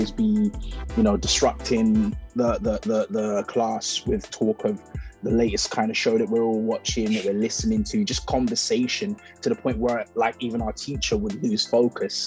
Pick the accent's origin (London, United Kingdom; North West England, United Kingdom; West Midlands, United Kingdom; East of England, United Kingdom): London, United Kingdom; I am a British born Nigerian, and I grew up in London, studied in London, grew up